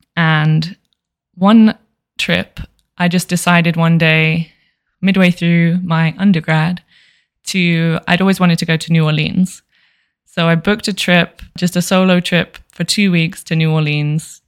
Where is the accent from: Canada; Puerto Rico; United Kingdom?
United Kingdom; London; moved away as an adult; now in Las Vegas, United States; I'm from Southeast London and I currently live in Las Vegas, Nevada, USA